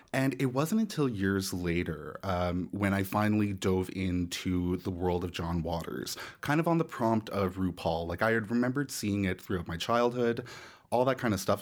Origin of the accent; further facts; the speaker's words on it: Nova Scotia, Canada; now in Toronto, Canada; I grew up in Nova Scotia